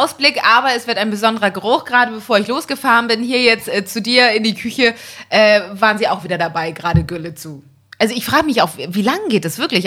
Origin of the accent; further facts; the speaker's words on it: Elmshorn, Schleswig-Holstein, Germany; es ist eine Kleinstadt, Elmshorn, wo ich aufgewachsen bin